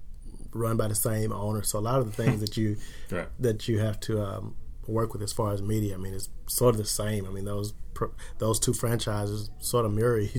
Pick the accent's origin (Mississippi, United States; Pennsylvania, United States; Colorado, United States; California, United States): Mississippi, United States; moved away as an adult; now in New Orleans, United States; I'm from Mississippi originally, and I graduated from Mississippi State